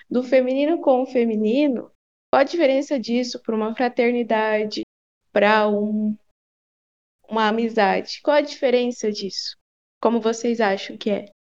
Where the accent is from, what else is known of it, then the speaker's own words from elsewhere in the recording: Paraná, Brazil; sou aqui do Paraná